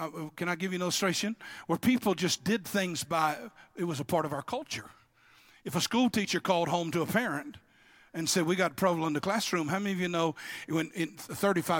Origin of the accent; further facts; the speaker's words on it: Louisiana, United States; I'm not from Texas. I'm from what hold Texas up